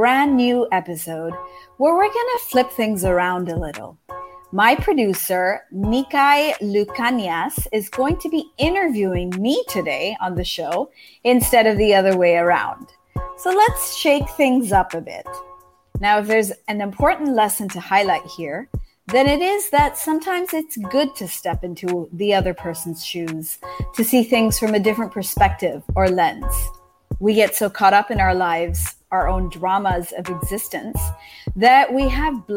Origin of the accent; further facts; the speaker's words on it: Japan; moved away as an adult; also born or lived in United States; I grew up in Japan.